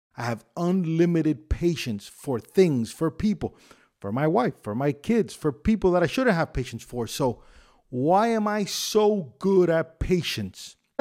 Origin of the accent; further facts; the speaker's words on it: Miami, Florida, United States; I grew up in Tamiami Park